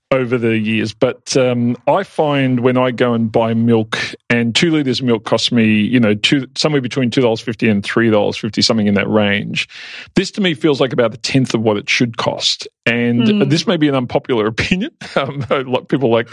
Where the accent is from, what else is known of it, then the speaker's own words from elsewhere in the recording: Yarraville, Victoria, Australia; I grew up in Yarraville